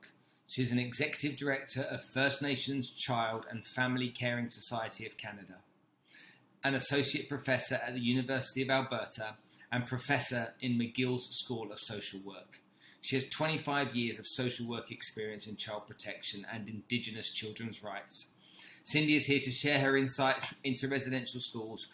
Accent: United Kingdom; being British

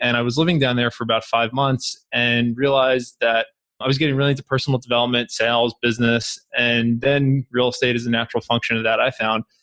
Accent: Long Island, New York, United States; I grew up in Long Island, New York

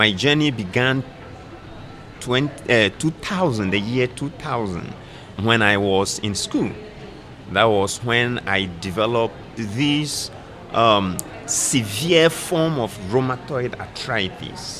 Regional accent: Ghana; also born or lived in Kenya; now in Nairobi, Kenya; I am from Ghana myself, but I work in Kenya

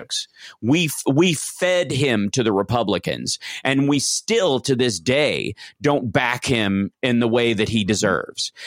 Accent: Kentucky, United States; I'm from Kentucky

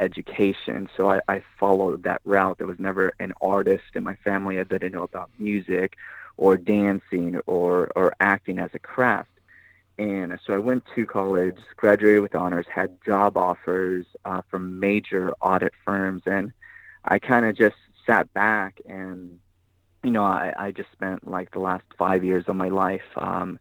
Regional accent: Pico Rivera, California, United States; I grew up in Pico Rivera, California

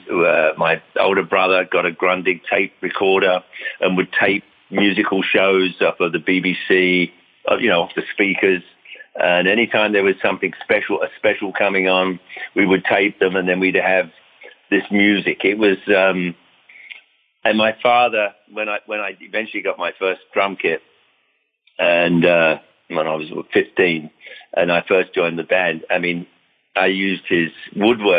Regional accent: London, United Kingdom; moved away as an adult; now in United States; growing up in London and even over here in the States when we moved here in 1973

